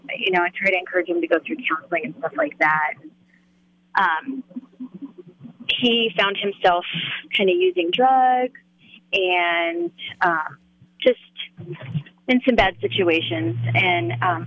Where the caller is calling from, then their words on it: Loveland, Colorado, United States; Loveland, Colorado.